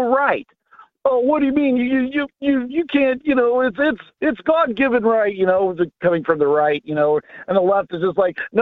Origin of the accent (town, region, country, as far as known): Kansas, United States; born or raised there